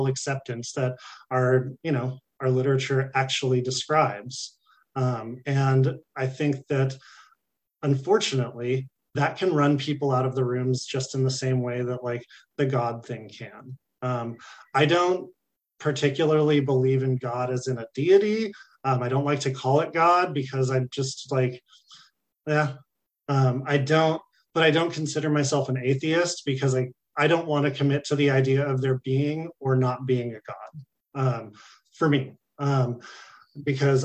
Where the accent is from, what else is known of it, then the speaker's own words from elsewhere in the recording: California, United States; I'm from California